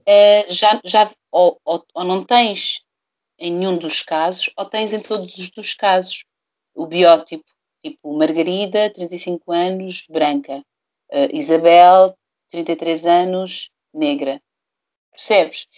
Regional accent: Portugal; Eu nasci em Portugal, sou hum. negra, sou preta

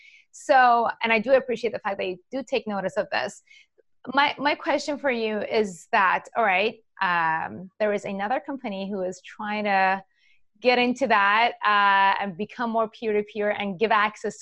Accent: Iran; moved away; I am originally from Iran, and in 1979, the new Iranian regime took over all of my dad's assets

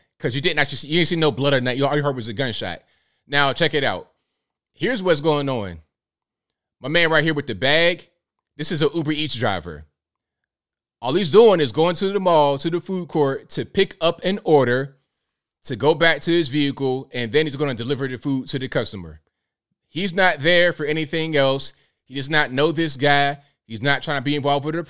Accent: Virginia, United States; Virginia, my home state

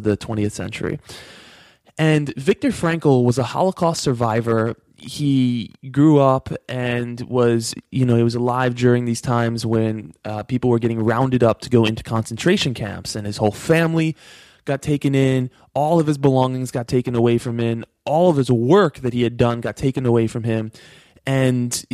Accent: New York, United States; I grew up in New York.

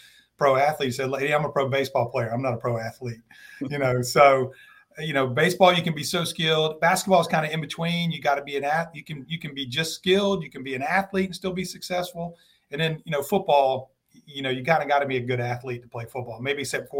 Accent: Kernersville, North Carolina, United States; I grew up in Kernersville and started playing basketball and baseball when I was six

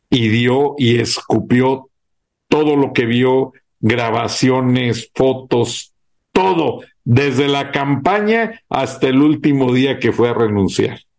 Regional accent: Mexico; now in United States; soy mexicano y americano, las dos nacionalidades.

